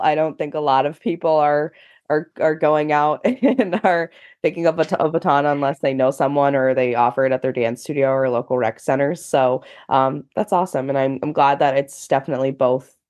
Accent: United States; i have personally never experienced a world championship in my home country

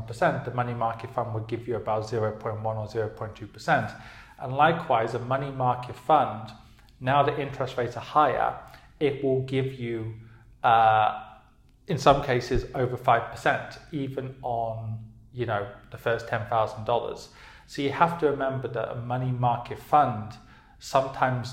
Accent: United Kingdom; moved away; I'm from the UK, obviously, as you can tell by my accent

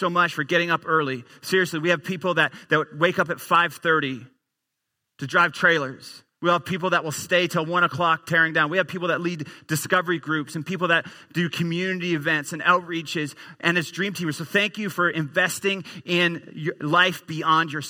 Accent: Newfoundland and Labrador, Canada; moved away as an adult; also born or lived in Edmonton; I grew up in the easternmost province in our country, a little province called Newfoundland.

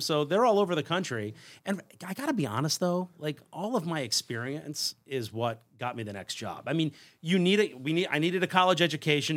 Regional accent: Long Island, New York, United States; I grew up on Long Island, so regular suburban kid.

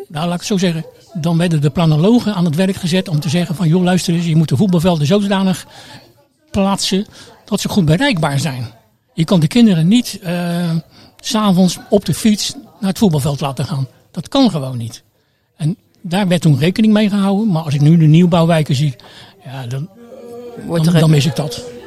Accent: Rotterdam, South Holland, Netherlands; moved away as an adult; also born or lived in Amsterdam; now in Krimpen aan den IJssel, Netherlands; Ik kom uit Delfshaven

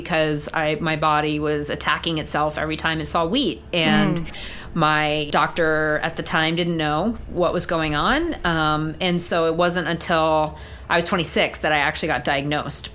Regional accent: Eastern Long Island, New York, United States; moved away as an adult; also born or lived in Boston area; now in Boston, United States; I currently live in the Boston area, but I grew up on Eastern Long Island, about an hour and a half drive from New York City.

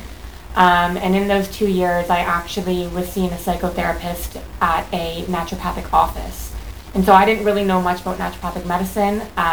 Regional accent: Mississauga, Ontario, Canada; also born or lived in Toronto / Brantford; I'm from Mississauga originally.

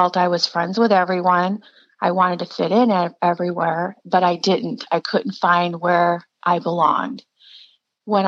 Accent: Scottsdale, Arizona, United States; I was born in Scottsdale, Arizona a long time ago.

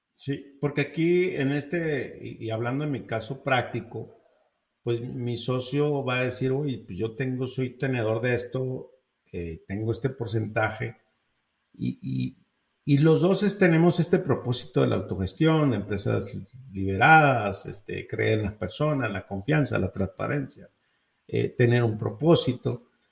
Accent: Mexico; como mexicano

